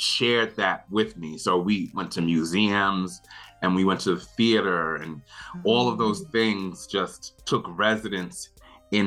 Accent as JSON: {"language": "English", "town": "New York City", "region": "New York", "country": "United States", "tie": "born or raised there", "lives_now": "Brooklyn, United States", "said": "I grew up in Queens, Laurelton, Queens, to be exact"}